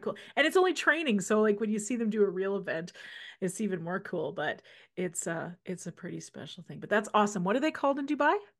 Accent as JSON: {"language": "English", "region": "Saskatchewan", "country": "Canada", "tie": "born or raised there", "moved": "yes", "lives_now": "Alberta, Canada", "said": "we're both from Saskatchewan"}